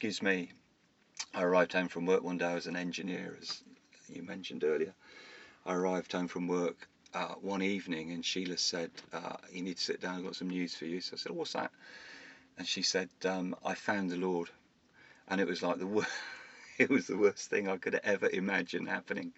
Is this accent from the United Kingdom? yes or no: yes; Bournemouth, South West England, United Kingdom; I was brought up in Bournemouth